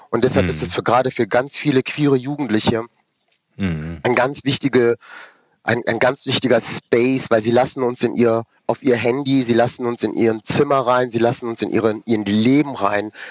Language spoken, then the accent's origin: German; Rüsselsheim, Hesse, Germany; born there; ich bin dann 1978 in Rüsselsheim geboren.